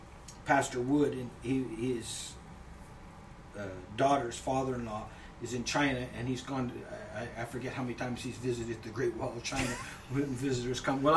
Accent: Northern Ontario, Canada; moved away as an adult; also born or lived in Ireland; I was from Northern Ontario, 40 below

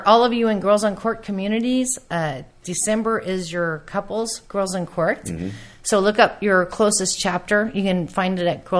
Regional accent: Mobile, Alabama, United States; I was born in Mobile.

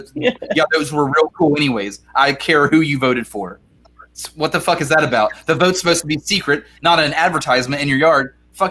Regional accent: United States; as an American

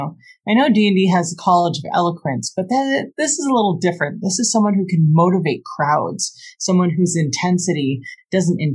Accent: Los Angeles, California, United States; I'm from Los Angeles, city of bards.

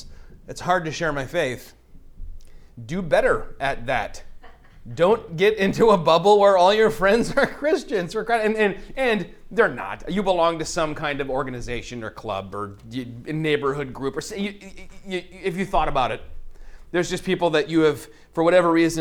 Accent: Bay City, Michigan, United States; you were almost certainly Polish Catholic growing up in Bay City where we did

